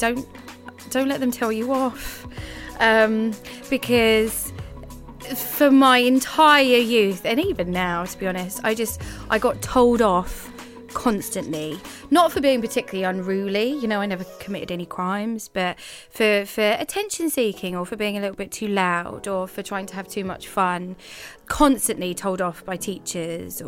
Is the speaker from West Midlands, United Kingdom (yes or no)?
no; Thurrock, East of England, United Kingdom; I am from Essex, and actually the worst part of Essex that you can get. A place called Thurrock